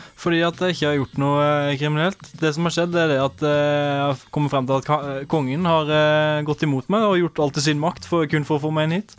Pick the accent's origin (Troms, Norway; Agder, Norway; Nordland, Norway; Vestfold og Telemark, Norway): Agder, Norway; Arendal; jeg kommer fra nabobyen rett ved sida, Arendal